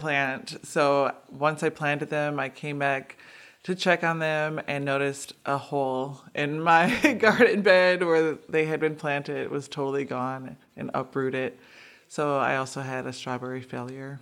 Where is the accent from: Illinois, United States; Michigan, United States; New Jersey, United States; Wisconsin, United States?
Wisconsin, United States; Milwaukee; I'm born and raised in Milwaukee. I grew up in the five three two oh six neighborhood